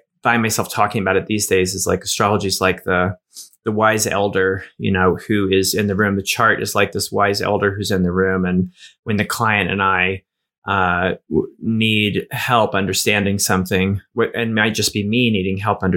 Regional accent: Appalachia, United States; I grew up in Appalachia

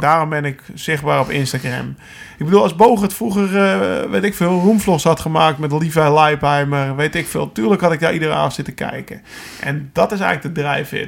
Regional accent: Alkmaar, North Holland, Netherlands; ik kom uit Alkmaar, Noord-Holland

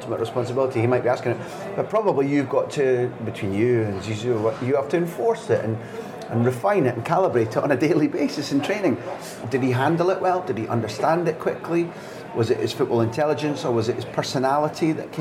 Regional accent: Scotland, United Kingdom; as a Scot

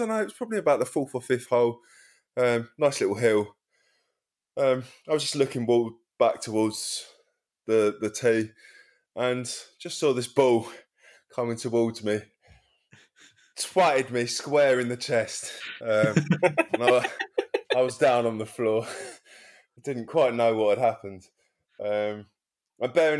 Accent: Wallington, London, United Kingdom; I used to play when I was a teenager with schoolmates at Oaks Park. Like, we came from Wellington, if you know that side, if you come out of Croydon towards Sutton

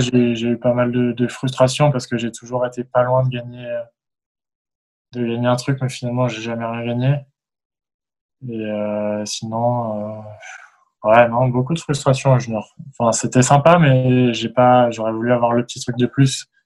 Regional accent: France

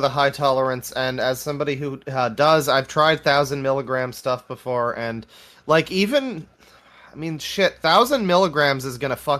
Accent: Canada; as a Canadian

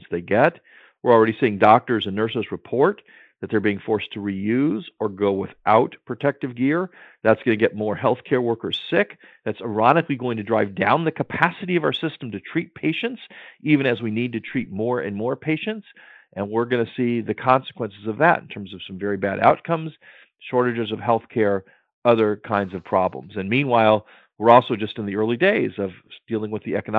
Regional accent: Maryland, United States; my home state of Maryland

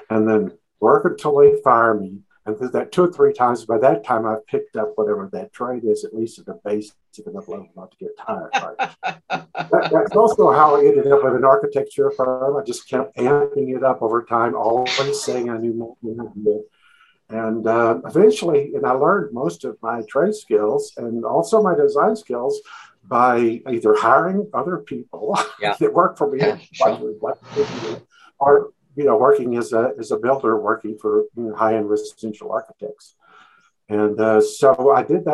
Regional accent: Waco, Texas, United States; born or raised there; moved away as an adult; also born or lived in Dallas, Texas; now in Colorado, United States

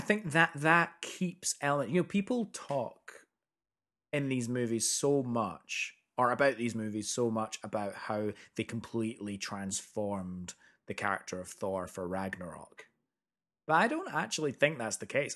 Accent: Edinburgh, Scotland, United Kingdom; moved away; also born or lived in America; we grew up in Edinburgh

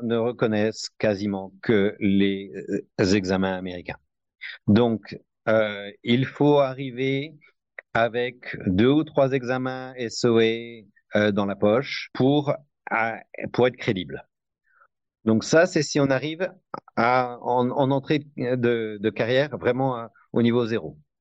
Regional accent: Besançon, Bourgogne-Franche-Comté, France; moved away as an adult; also born or lived in Paris, France; now in United States; j'ai grandi à Besançon

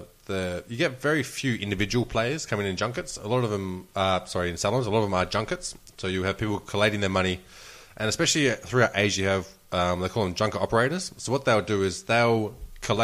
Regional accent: Australia; I'm Australian.

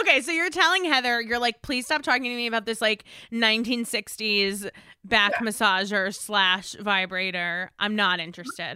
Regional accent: East Coast, United States; now in Los Angeles, United States; I'm from the East Coast, I get freezing weather

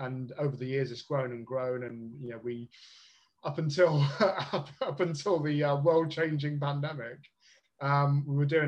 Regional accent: Bristol, South West England, United Kingdom; moved away as an adult; also born or lived in London; now in Liverpool, United Kingdom; I'm from the South myself, as you can probably tell from the accent. I grew up in Bristol

